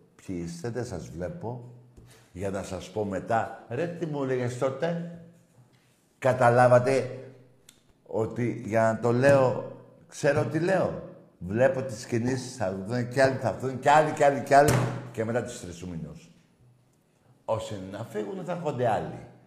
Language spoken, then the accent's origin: Greek; Greece; ευτυχισμένος που είμαι Έλληνας